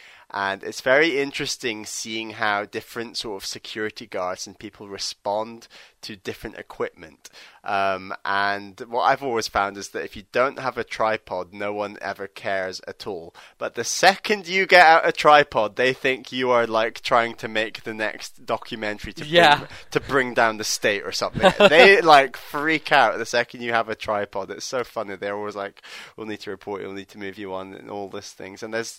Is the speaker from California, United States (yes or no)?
yes; Los Angeles, California, United States; now in Washington, D.C., United States; I am from Los Angeles, but I currently live in Washington, D.C.